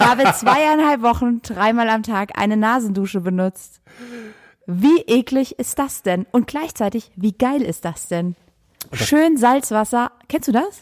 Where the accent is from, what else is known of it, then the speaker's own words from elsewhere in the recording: Saarland, Germany; moved away; Ich komme aus dem Saarland